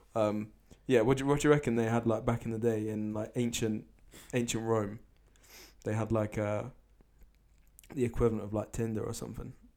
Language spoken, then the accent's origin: English; Jersey; I'm a Jersey philosopher